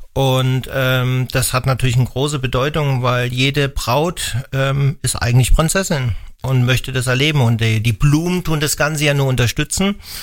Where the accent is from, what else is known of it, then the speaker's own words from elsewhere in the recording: Hesse, Germany; moved away as an adult; now in Wallertheim, Germany; ich komme aus Hessen